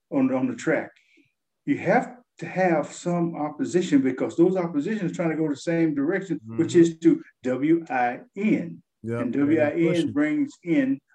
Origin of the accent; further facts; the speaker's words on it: United States; Being a Black American.